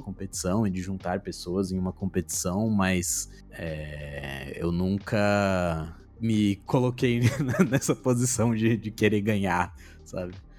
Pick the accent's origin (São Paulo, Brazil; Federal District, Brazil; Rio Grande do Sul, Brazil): São Paulo, Brazil; Nascido e Criado. Já fui de todo canto, já fui de todo canto, já morei em, em todas as todas as coordenadas da cidade já